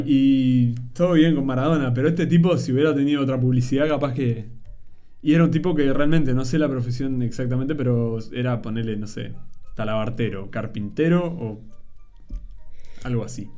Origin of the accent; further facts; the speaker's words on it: Uruguay; yo soy uruguayo